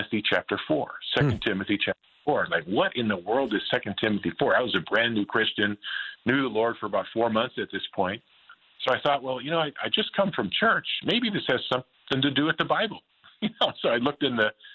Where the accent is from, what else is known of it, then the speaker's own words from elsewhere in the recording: Green Bay, Wisconsin, United States; moved away as an adult; now in Southern California, United States; I was kind of the high school bully growing up in Green Bay.